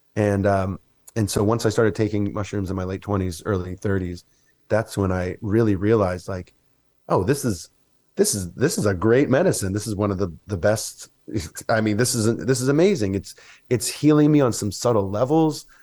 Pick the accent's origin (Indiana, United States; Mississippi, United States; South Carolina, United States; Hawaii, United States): Mississippi, United States; I grew up in Mississippi